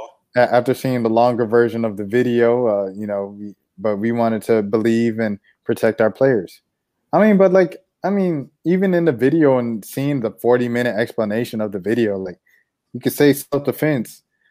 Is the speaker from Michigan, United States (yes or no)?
no; Atlanta, Georgia, United States; moved away as an adult; also born or lived in Cobb County, Georgia; I'm from Split Household, halfway Mob County or Cobb County, and then the suburbs, and then like halfway Southwest Atlanta. Off of Cascade Road and off of Camp Creek Parkway, like by the Camp Creek Marketplace.